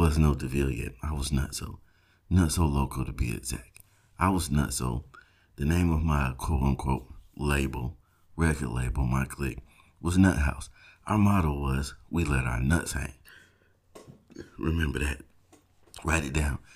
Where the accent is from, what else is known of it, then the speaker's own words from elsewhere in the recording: South Georgia, United States; I grew up in South Georgia